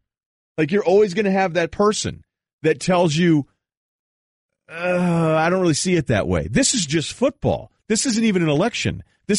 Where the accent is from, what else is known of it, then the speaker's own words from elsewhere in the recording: New England, United States; also born or lived in Vermont / Boston; I grew up in New England.